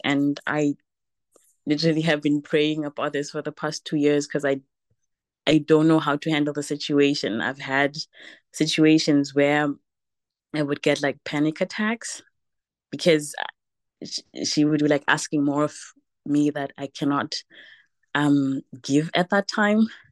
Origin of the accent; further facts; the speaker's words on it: Zimbabwe; now in Germany; I'm originally from Zimbabwe, but living in Germany